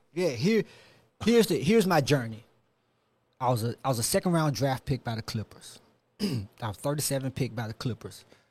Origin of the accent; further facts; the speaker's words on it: Memphis, Tennessee, United States; I'm from Memphis. Um, grew up in North Memphis